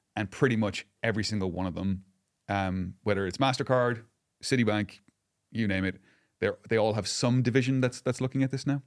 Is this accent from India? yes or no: no; Ireland; I'm Irish